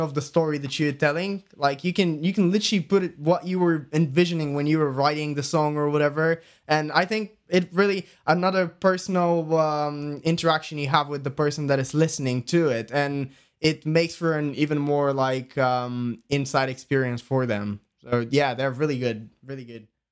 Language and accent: English; Bulgaria; English is a second language; moved away as an adult; now in United Kingdom; we're from Bulgaria